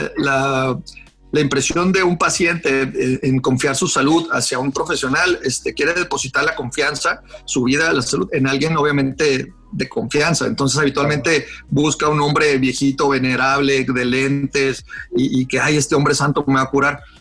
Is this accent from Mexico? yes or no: yes; Mexicali, Baja California, Mexico; also born or lived in Guadalajara; yo realmente nací en Guadalajara, pero yo soy un cachanilla eh, armado en el, sur y exportado al norte. O sea, yo nací en Guadalajara porque mi papá estaba haciendo la especialidad de Guadalajara, en Guadalajara, pues mi mamá también era de Guadalajara, pues, nací ahí, pero rápido me vine para acá